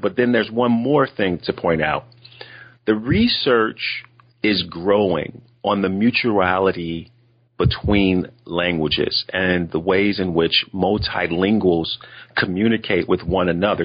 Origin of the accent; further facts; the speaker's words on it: United States; accent: African American English; I'm African American and have African American English in my background